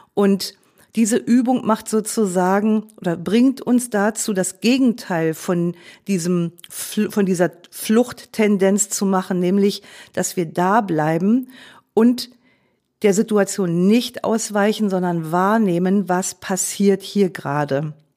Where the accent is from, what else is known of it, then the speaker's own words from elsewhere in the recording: Germany; als Deutsche sind wir